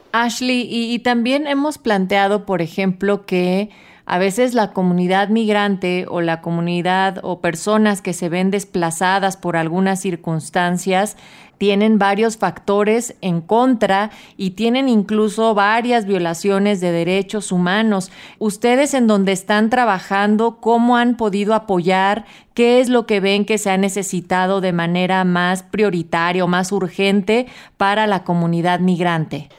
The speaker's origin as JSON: {"language": "Spanish", "country": "Mexico", "said": "como mexicanas y mexicanos"}